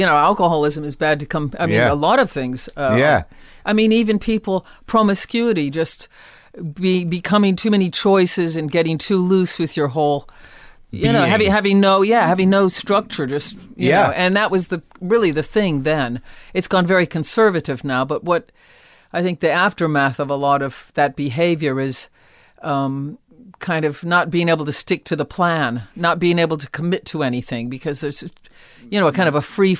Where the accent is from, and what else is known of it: Akron, Ohio, United States; born or raised there